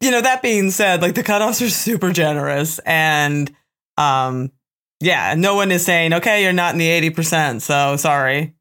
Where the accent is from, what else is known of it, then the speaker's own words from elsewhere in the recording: Pennsylvania, United States; I'm from Pennsylvania.